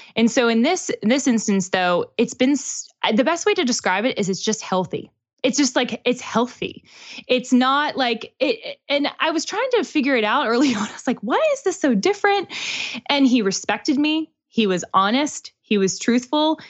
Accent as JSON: {"language": "English", "town": "Pittsburgh", "region": "Pennsylvania", "country": "United States", "tie": "born or raised there", "moved": "yes", "lives_now": "Nashville, United States"}